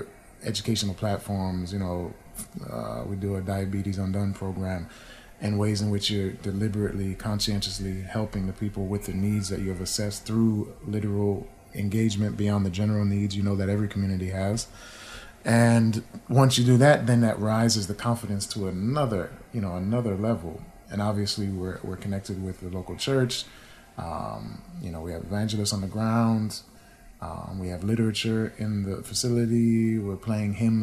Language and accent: English; New England, United States; I grew up in New England, so I have some love for my people there.